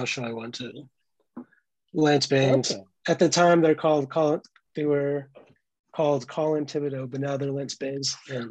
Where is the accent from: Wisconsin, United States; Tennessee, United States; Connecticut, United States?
Connecticut, United States; West Hartford; moved away as an adult; now in Boston, United States; I'm from Central Connecticut, West Hartford